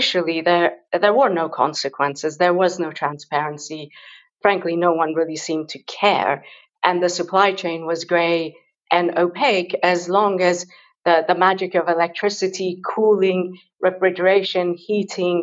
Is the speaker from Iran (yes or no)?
yes; Iran; moved away; also born or lived in London; I grew up in Iran, and my mother is a very fierce feminist educator